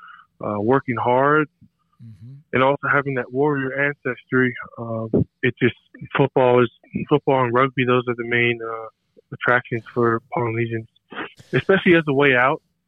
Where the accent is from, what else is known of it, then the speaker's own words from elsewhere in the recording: Kapolei, Hawaii, United States; moved away; I'm originally from Kapolei, Hawaii. That's on Oahu.